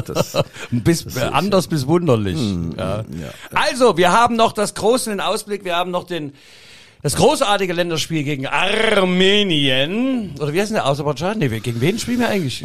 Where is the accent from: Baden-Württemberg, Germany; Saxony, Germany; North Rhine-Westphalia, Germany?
Saxony, Germany; accent: Sächsisch (Saxon); das Sächsische von mir